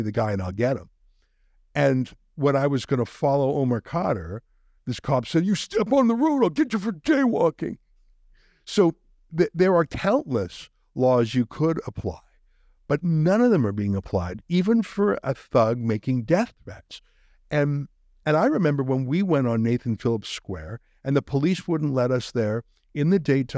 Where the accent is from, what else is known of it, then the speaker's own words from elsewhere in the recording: Calgary, Alberta, Canada; Growing up in Calgary, we had a fairly small Jewish community at the time, less than 10,000